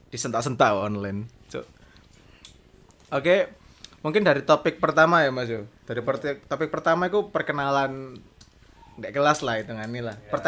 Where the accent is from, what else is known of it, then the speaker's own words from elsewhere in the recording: Malang, East Java, Indonesia; Ya udah di udah ada di intro tadi kita asal Kota Malang juga.